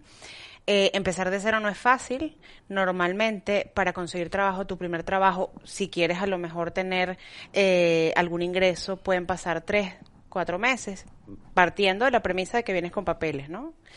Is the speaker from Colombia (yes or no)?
no; Venezuela; now in Spain; soy venezolana y, bueno, y sé cómo, no, cómo, somos los venezolanos